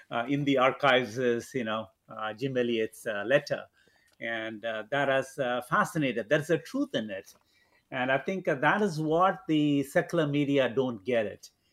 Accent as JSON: {"language": "English", "region": "Andaman and Nicobar Islands", "country": "India", "tie": "born or raised there", "also_born_or_lived": "Kerala", "moved": "yes", "said": "I was born in the Andaman Islands, um, Andaman and Nicobar Islands"}